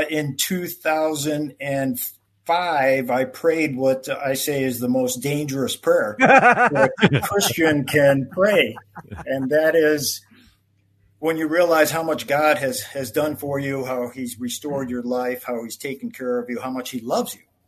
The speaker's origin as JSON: {"language": "English", "town": "Chicago", "region": "Illinois", "country": "United States", "tie": "born or raised there", "also_born_or_lived": "London / Houston", "moved": "as an adult", "said": "I grew up in Chicago"}